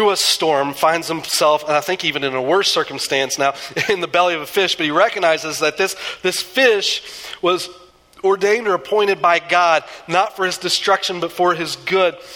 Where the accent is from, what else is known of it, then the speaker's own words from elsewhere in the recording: Southeastern United States, United States; I grew up in the South, or in the East, and the, some in the South. I kind of bounced around a little bit as a kid. And um, there is nothing like a southeastern thunderstorm.